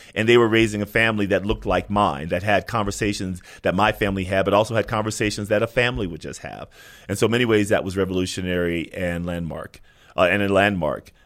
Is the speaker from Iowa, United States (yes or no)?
no; Sacramento, California, United States; growing up in Sacramento